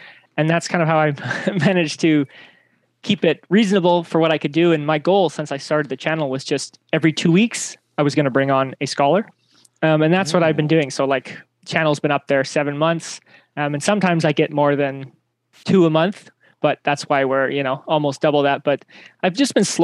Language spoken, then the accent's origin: English; Canada; moved away as an adult; now in Japan; I'm Canadian, but as you mentioned, I live in Japan